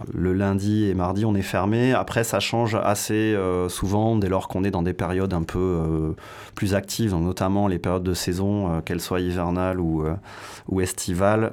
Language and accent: French; Pau, Nouvelle-Aquitaine, France; also born or lived in Soorts-Hossegor; je suis né à Pau, donc forcément euh, dans, un, dans un lieu viticole, puisque vous êtes dans le Jurançonnet au sens large. Euh, j'ai habité à la campagne quasiment jusqu'à 25 ans